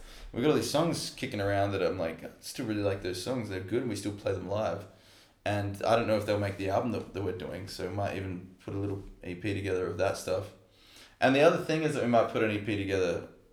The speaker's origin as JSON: {"language": "English", "town": "Adelaide", "region": "South Australia", "country": "Australia", "said": "We're all from Adelaide."}